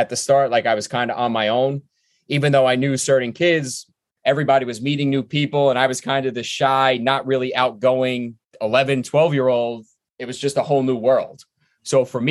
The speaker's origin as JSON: {"language": "English", "town": "New York City", "region": "New York", "country": "United States", "tie": "born or raised there", "also_born_or_lived": "Mill Basin, Brooklyn / Amherst, Massachusetts", "moved": "as an adult", "said": "I'm from Brooklyn. When I grew up in the Georgetown, Bergen Beach area"}